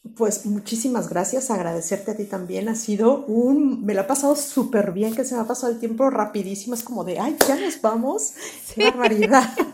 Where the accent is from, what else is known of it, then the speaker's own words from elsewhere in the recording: Mexico; moved away as an adult; now in Spain; extrañar México, extrañar mi país de origen